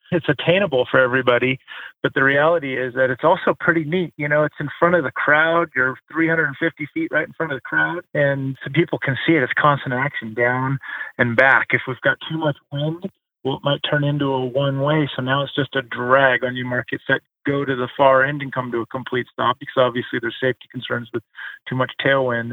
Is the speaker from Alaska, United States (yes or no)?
yes; Alaska, United States; also born or lived in Tahoe / Hawaii; just growing up, born and raised in Alaska